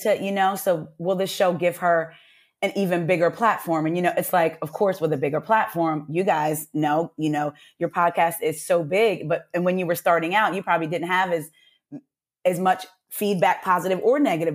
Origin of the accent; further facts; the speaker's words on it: New Jersey, United States; now in Atlanta, United States; when we would go home to New Jersey, 'cause I'm from Jersey